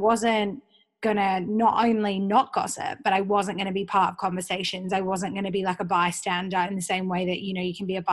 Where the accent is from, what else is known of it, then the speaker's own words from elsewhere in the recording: Perth, Western Australia, Australia; also born or lived in Sydney; I'm from Perth, everything's super insular.